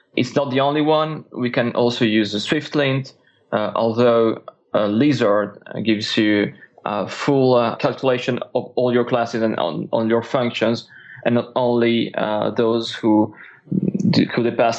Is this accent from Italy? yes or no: yes; Italy; English is a second language; now in France; So I'm a developer from Italy. I'm actually based in France today.